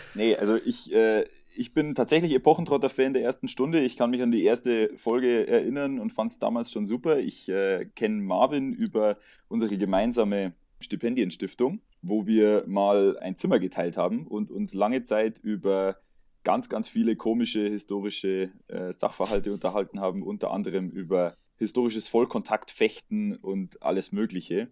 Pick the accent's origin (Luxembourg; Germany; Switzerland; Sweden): Germany; Bavaria; ich komme aus Bayern, das hört man auch so ein bisschen